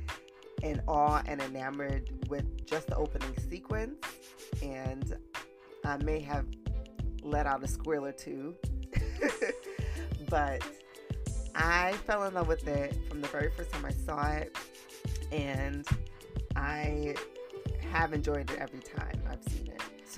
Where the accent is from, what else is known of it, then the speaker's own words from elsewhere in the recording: New York City, New York, United States; we're both from the Bronx.